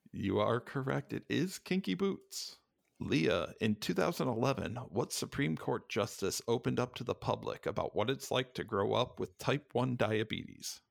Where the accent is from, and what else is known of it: Cleveland, Ohio, United States; born or raised there